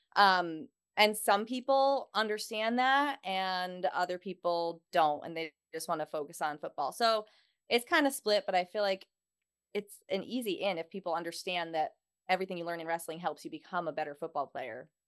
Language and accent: English; Houston, Texas, United States; I am from Houston, Texas